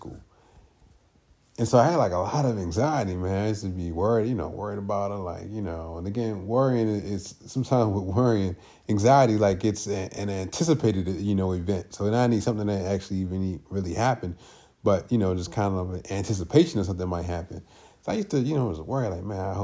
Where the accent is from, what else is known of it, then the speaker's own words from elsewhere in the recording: Baltimore, Maryland, United States; I grew up in Baltimore City